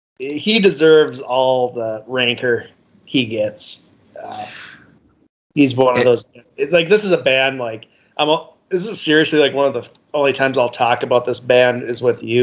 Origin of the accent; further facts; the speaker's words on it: Minnesota, United States; Yeah, I know I'm from Minnesota.